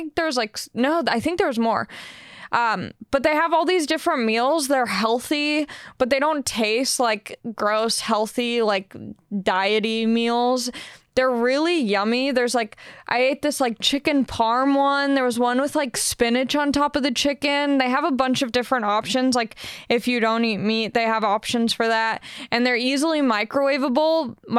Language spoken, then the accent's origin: English; Long Beach, California, United States; I'm kind of a weird case because I am from Long Beach, so like LA just made sense for me